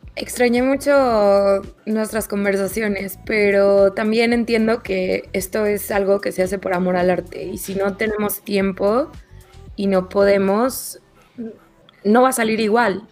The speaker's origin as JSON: {"language": "Spanish", "region": "Mexico City", "country": "Mexico", "moved": "yes", "lives_now": "Madrid, Spain", "said": "chilanga de origen y vivo en Madrid"}